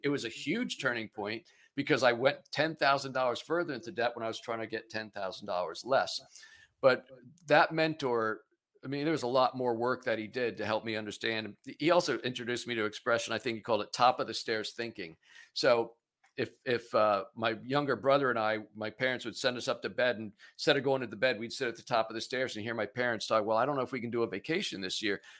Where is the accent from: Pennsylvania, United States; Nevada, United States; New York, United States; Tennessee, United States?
Pennsylvania, United States; I'm, I'm originally from Pennsylvania, it's where I am now.